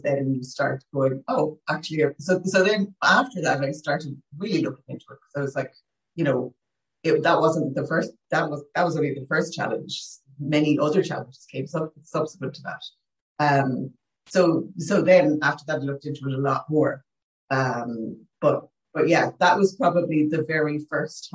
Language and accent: English; Limerick, Munster, Ireland; born in Limerick. Dad was a sales manager, so away a lot. Mum stayed at home. We had a lovely life.